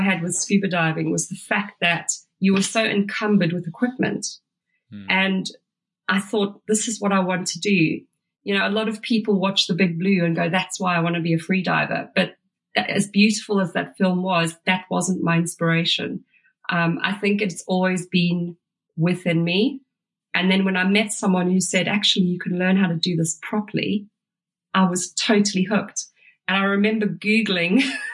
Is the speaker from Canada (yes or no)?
no; Durban, KwaZulu-Natal, South Africa; moved away; also born or lived in London; I grew up in Durban